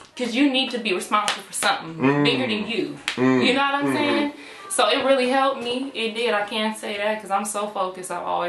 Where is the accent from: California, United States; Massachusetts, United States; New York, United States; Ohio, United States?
California, United States; Sacramento; also born or lived in Elk Grove; I'm from South Sacramento. I graduated from Florin High. I grew up in the area, you know. I'm now in the Elk Grove area.